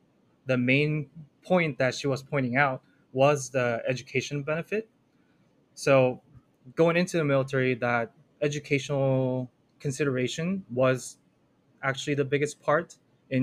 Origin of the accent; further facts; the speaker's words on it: Orange County, California, United States; moved away as an adult; now in Cambridge, United States; I'm originally from Orange County, California. That's where I grew up